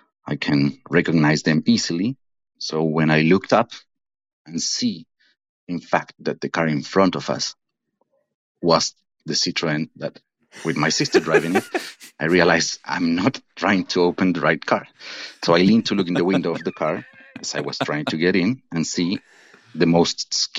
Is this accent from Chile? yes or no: yes; Santiago, Santiago Metropolitan Region, Chile; I'm from Santiago de Chile, so international fan here.